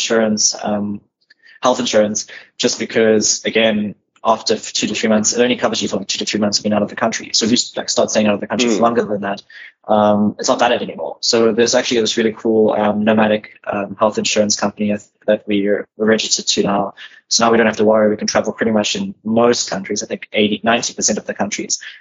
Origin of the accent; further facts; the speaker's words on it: South Africa; we are South African citizens and we only have South African passports